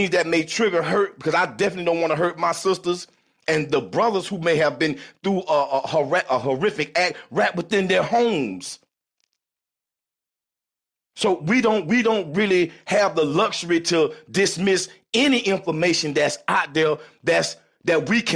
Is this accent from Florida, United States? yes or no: yes; South Florida, United States; I'm from South Florida